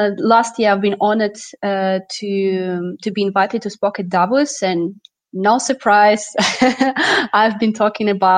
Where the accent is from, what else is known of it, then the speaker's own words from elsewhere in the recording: Russia; moved away as an adult; also born or lived in Moscow, Russia; now in France; I'm Russian-French, and basically I moved out from Russia to France to work on energy transition challenges.